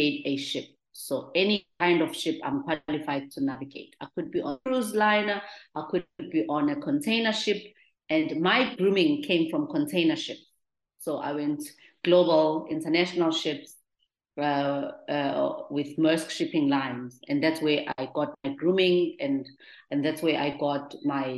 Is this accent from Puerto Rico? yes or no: no; Durban, KwaZulu-Natal, South Africa; I grew up in the Clermont Township in Durban.